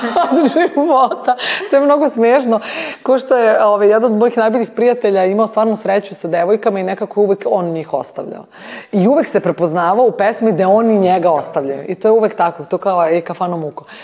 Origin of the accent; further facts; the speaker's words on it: Belgrade, Serbia; Ja sam rođena u Skadarskoj, baš u Skadarliji